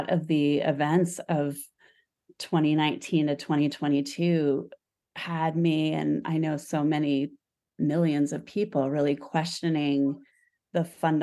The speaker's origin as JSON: {"language": "English", "region": "Arizona", "country": "United States", "tie": "born or raised there", "also_born_or_lived": "Stanford", "moved": "yes", "said": "I grew up in Arizona"}